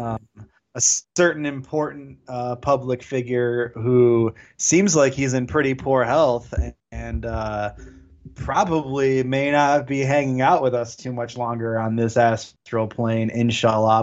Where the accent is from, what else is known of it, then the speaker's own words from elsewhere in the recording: Detroit, Michigan, United States; I'm from Detroit